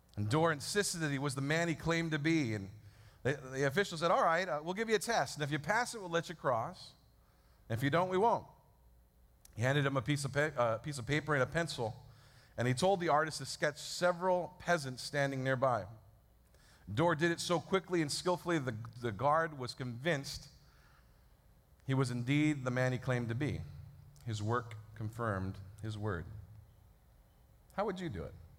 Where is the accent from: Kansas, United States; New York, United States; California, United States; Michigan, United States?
California, United States; San Francisco; I was born in San Francisco 34 years ago at St. Mary's Hospital.